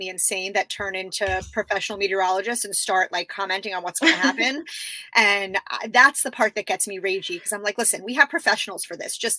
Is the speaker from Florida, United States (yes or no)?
yes; South Florida, United States; also born or lived in Northeast US / New York / Boston; I grew up born in the Northeast, grew up down here and then moved away after college